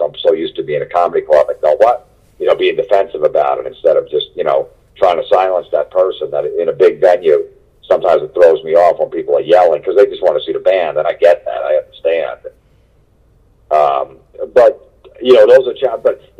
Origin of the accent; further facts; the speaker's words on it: New Jersey, United States; I grew up in Jersey, like the middle of Jersey